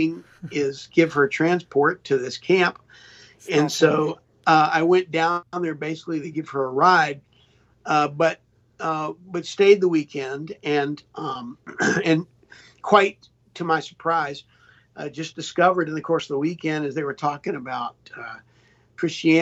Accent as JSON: {"language": "English", "town": "Charlotte", "region": "North Carolina", "country": "United States", "tie": "born or raised there", "said": "We grew up in Charlotte, North Carolina"}